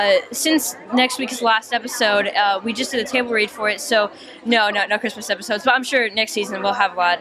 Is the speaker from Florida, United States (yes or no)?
yes; Florida, United States; moved away; I'm going to get to go back to Florida, where I'm originally from.